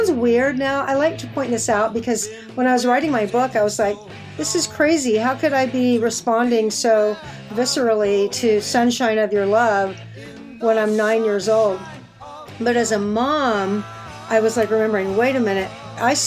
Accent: Austin, Texas, United States; I grew up in Austin

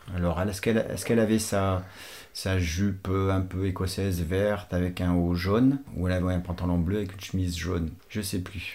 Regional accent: Portugal; now in France; je suis portugais naturalisé français.

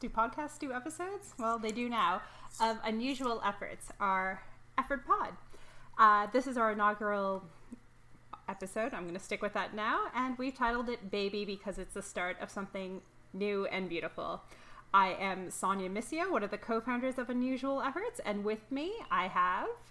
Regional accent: Toronto, Ontario, Canada; I was born and raised in Toronto

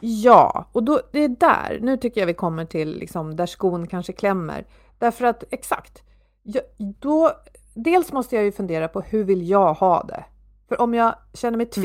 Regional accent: Sweden

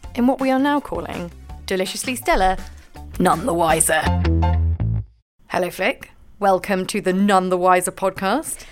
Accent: Scotland, United Kingdom; I am Scottish and a little bit posh.

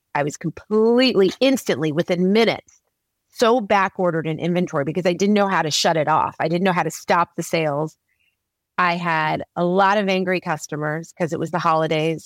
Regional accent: Oklahoma, United States; moved away; growing up in Oklahoma, it was such a sports driven community

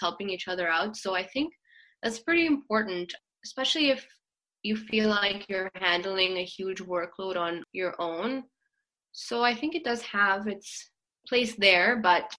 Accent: Karachi, Sindh, Pakistan; moved away; I grew up in Sindh, in Karachi, we had a lot of Sindhi embroidery around the house

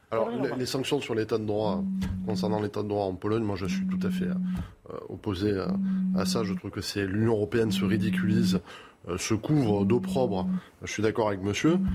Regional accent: France; en tant que Français

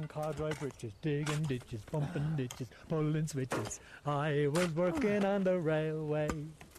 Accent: Dublin, Leinster, Ireland; I am from Dublin in Ireland. I'm one of the Irish crew

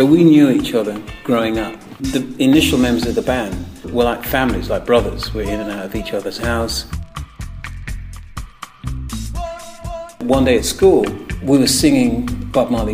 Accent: Birmingham, West Midlands, United Kingdom; Our experience was growing up in Birmingham. Our experience was British

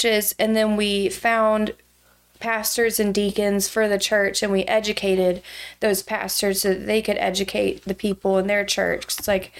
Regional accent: Douglasville, Georgia, United States; now in Athens, United States; So I am from Douglasville, Georgia, originally. It's where I grew up.

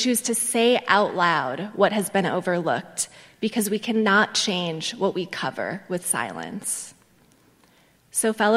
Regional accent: Milwaukee, Wisconsin, United States; moved away; I grew up in Milwaukee, Wisconsin, the most segregated metro area in the U.S.

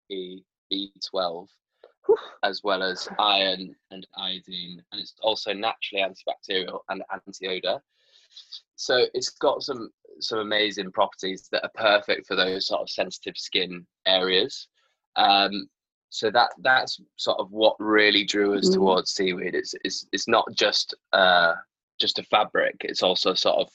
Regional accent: Yorkshire and the Humber, United Kingdom; now in London, United Kingdom; I'm from Yorkshire

